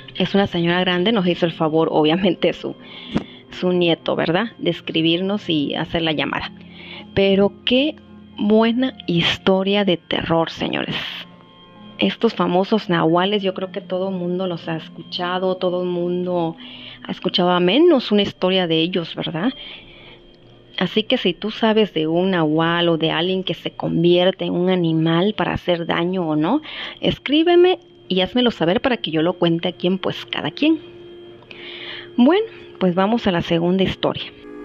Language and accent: Spanish; Mexico